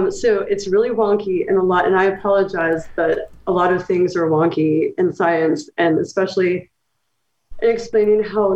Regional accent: Knoxville, Tennessee, United States; moved away as an adult; also born or lived in Kentucky; I'm from Tennessee, and then I lived in Kentucky for several years doing my graduate work. And so I grew up technically in Appalachia, but in a college town in Knoxville

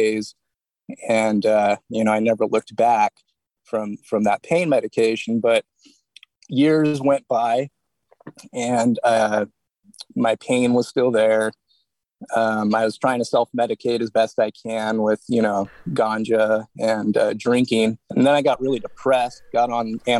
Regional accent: Santa Cruz, California, United States; I'm from Santa Cruz, California

